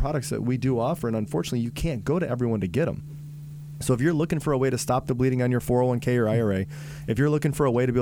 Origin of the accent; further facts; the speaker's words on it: Vermont, United States; now in South Florida, United States; I'm also from Vermont